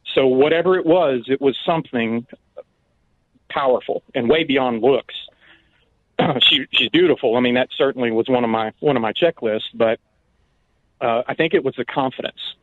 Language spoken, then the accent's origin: English; Mountain Home, Arkansas, United States; I was in and out of my hometown